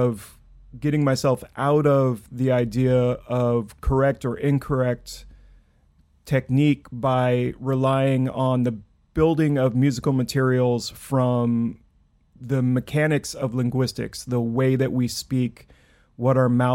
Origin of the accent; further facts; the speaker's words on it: Clatskanie, Oregon, United States; now in Brooklyn, United States; I grew up in Clatskanie, Oregon, the birthplace of Raymond Carver, and I now live in Brooklyn, New York.